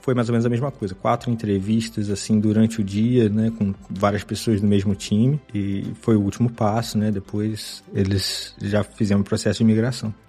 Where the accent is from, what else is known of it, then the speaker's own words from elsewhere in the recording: Miguel Pereira, Rio de Janeiro, Brazil; moved away as an adult; also born or lived in Juiz de Fora; now in Stockholm, Sweden; Eu sou de uma cidade bem pequena do interior do Rio, chamada Miguel Pereira